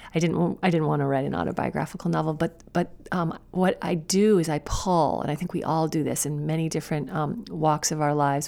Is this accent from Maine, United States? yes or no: yes; Woolwich, Maine, United States; moved away as an adult; also born or lived in China; now in Portland, United States; Maine is my home. It's, it's been my home my whole life, but I've l, lived away from it so often